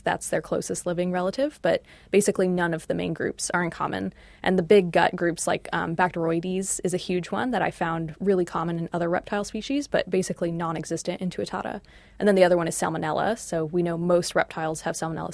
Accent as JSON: {"language": "English", "country": "United States", "moved": "as an adult", "lives_now": "Auckland, New Zealand", "said": "I'm from the States."}